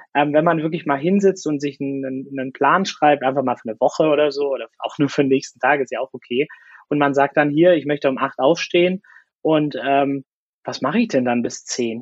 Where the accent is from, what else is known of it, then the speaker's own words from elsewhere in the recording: Swabia, Germany; ich fühle mich als Deutscher, ja, und auch als Schwabe und ich bin gerne hier